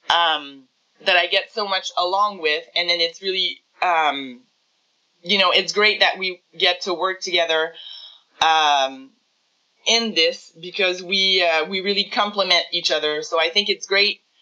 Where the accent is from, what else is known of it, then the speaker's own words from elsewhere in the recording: Montreal, Quebec, Canada; now in Coaticook, Canada; I'm from Montreal originally, um, but we moved to the country.